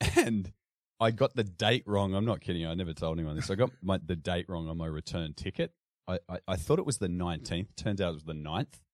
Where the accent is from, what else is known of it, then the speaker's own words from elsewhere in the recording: Sydney, New South Wales, Australia; I grew up in, uh, western Sydney, in a little place called Carlingford